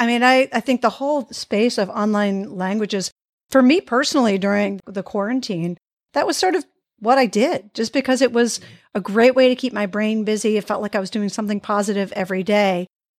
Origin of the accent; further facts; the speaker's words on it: United States; I'm obviously American born.